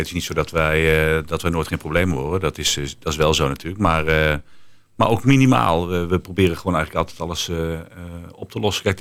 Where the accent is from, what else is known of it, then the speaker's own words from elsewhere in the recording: Netherlands; Ja, en dan ben ik even als eigenaar en als Nederlander denken